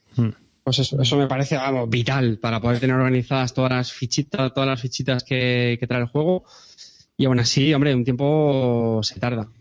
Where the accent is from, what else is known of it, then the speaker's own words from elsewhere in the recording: Montilla, Andalusia, Spain; es Montilla, que es mi pueblo